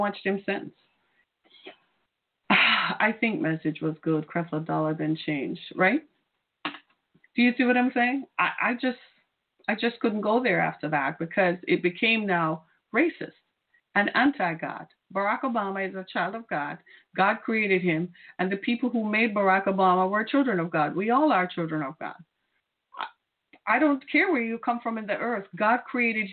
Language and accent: English; Jamaica; now in United States; I'm from Jamaica.